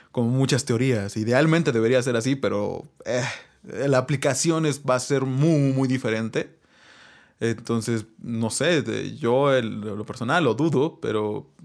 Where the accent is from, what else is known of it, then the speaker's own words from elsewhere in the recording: Huatulco, Oaxaca, Mexico; somos de Huatulco. No, no, no, somos de Huatulco, obviamente, ¿no?